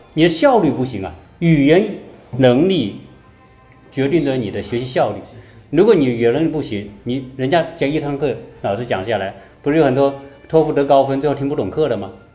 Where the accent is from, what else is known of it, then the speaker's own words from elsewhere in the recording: China; 我们中国人